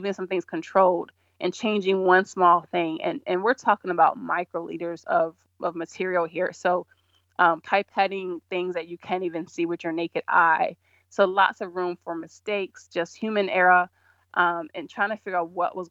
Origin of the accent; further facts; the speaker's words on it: Georgia, United States; moved away as an adult; also born or lived in California; I grew up in Georgia